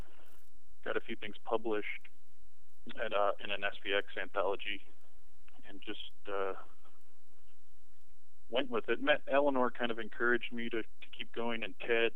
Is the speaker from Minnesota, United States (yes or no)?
no; Michigan, United States; moved away as an adult; I'm from Michigan.